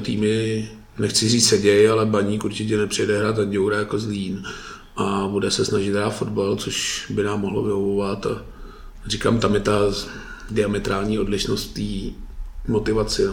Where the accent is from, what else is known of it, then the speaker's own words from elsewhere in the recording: Litvínov, Ústí nad Labem Region, Czechia; Já jsem teda z Litvínů